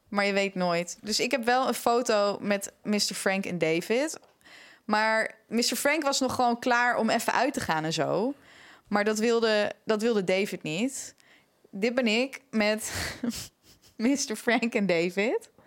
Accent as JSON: {"language": "Dutch", "town": "Amsterdam", "region": "North Holland", "country": "Netherlands", "said": "waar komen jullie vandaan? Dus ik zo ja, Amsterdam"}